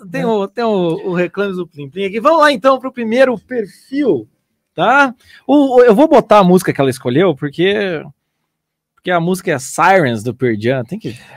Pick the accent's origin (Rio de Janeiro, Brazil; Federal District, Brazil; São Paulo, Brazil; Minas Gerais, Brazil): São Paulo, Brazil; tenho 28 anos, sou de São Paulo, capital.